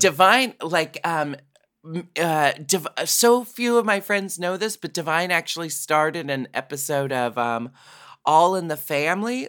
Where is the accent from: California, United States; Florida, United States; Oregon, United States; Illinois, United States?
Oregon, United States; Portland; I grew up in Portland, Oregon